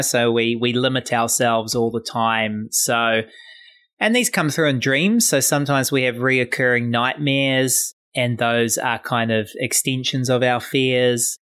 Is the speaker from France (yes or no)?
no; New Zealand; I'm from New Zealand